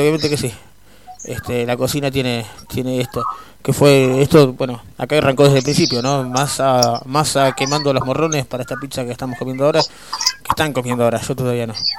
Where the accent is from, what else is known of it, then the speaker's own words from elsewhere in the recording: Buenos Aires, Argentina; nosotros somos acá de Buenos Aires, acá en el AMBA, como se dice ahora, este, acá por Vicente López, Capital